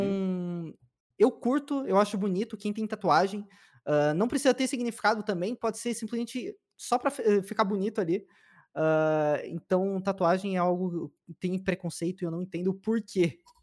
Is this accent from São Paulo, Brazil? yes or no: yes; São Paulo, Brazil; also born or lived in Peruíbe; eu nasci em São Paulo mesmo. Sou da ZL.